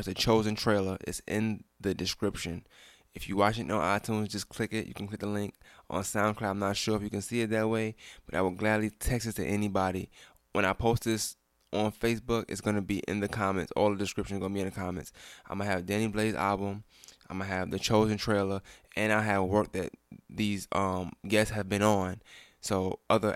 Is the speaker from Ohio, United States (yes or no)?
no; New York City, New York, United States; we're from New York